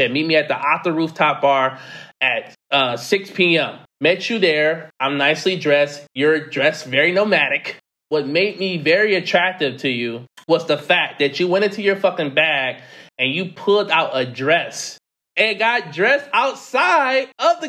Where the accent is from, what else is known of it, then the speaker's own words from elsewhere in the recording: United States; moved away as an adult; being a American in some of these countries